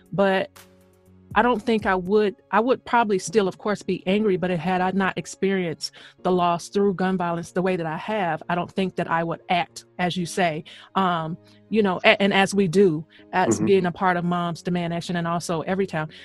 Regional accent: the South, United States; moved away; also born or lived in Queens, New York; I'm I'm from the South

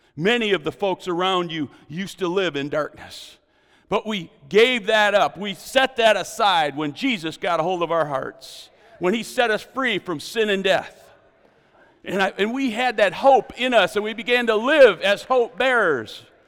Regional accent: United States; As an American

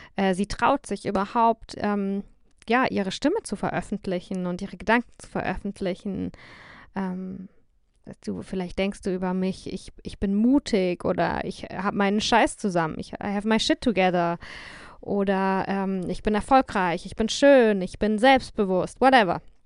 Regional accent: Germany; moved away as an adult; mich dann halt ähm, nochmal ganz anders als Deutsche wahrgenommen habe.

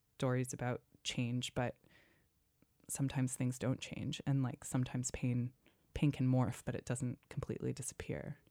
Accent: Wenham, Massachusetts, United States; my hometown of Wenham, Massachusetts

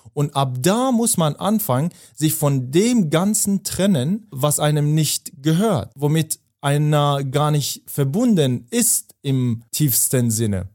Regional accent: Afghanistan; moved away; ich komme ja aus Afghanistan

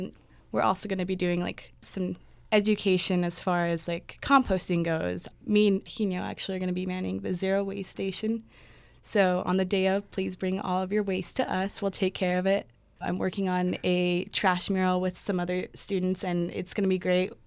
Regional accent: Albuquerque, New Mexico, United States; I'm from Albuquerque, New Mexico.

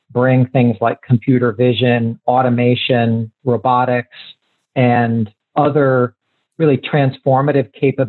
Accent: Columbus, Ohio, United States; moved away; I'm originally from Columbus, Ohio.

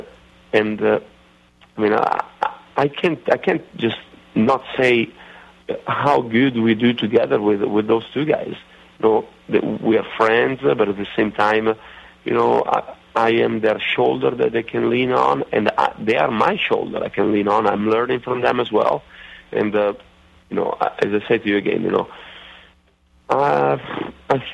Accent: Italy; accent: Italian redneckish; English is a second language; now in Charlotte, United States; my Italian redneckish accent

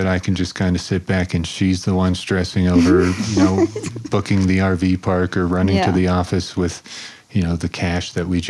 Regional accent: Florida, United States; moved away as an adult; Pretty much born and raised in Florida.

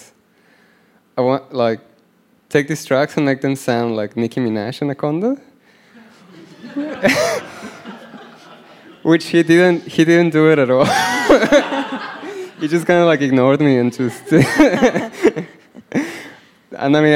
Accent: Mexico; I'm from Mexico.

